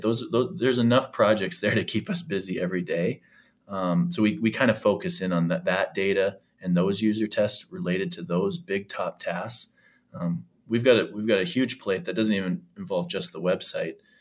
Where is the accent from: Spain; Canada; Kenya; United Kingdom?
Canada; now in Nebraska, United States; being a Canadian citizen as well, even though I'm down here in Nebraska